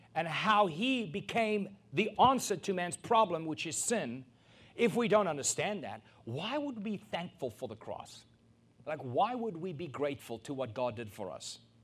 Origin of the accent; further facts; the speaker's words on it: South Africa; a South African born and raised